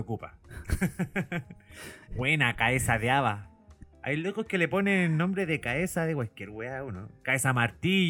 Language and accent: Spanish; Chile; cada uno de nosotros como chileno